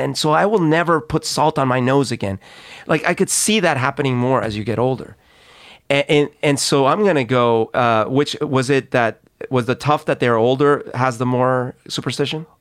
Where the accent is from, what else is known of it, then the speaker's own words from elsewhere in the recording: Colombia; moved away; I grew up in Colombia